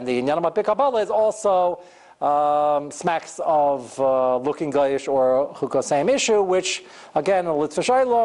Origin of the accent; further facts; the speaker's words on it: United States; I'm not only as American as everybody here being a citizen, I'm more American. I've been here longer than you have, more generations.